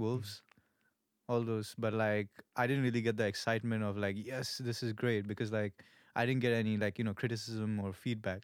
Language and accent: English; India; moved away as an adult; also born or lived in Malaysia; now in Melbourne, Australia; I'm pure Indian. I'm from India.